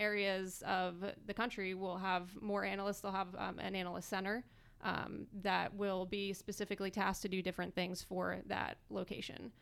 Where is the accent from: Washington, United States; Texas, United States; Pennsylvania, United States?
Pennsylvania, United States; Philadelphia; also born or lived in Woodbridge, Virginia / California; now in Winchester, United States; originally I'm from Philadelphia, Pennsylvania